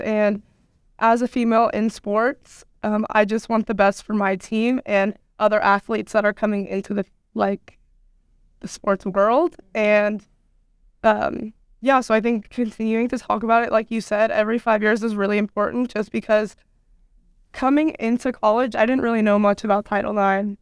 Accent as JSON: {"language": "English", "town": "Portland", "region": "Oregon", "country": "United States", "said": "I'm from Portland"}